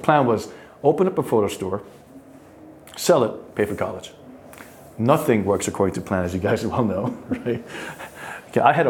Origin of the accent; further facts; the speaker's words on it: New York City, New York, United States; Born and raised in Flushing